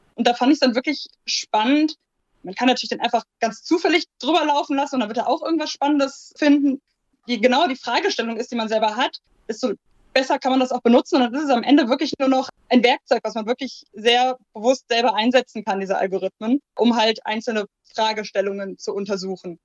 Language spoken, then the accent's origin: German; Ruhr area, North Rhine-Westphalia, Germany; also born or lived in Aachen; now in Duisburg, Germany; ich komme halt auch ursprünglich eher hier aus der Ecke.